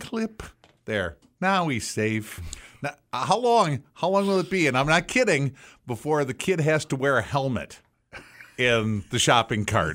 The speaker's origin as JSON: {"language": "English", "town": "Racine", "region": "Wisconsin", "country": "United States", "tie": "born or raised there", "said": "when I was a kid growing up in Racine"}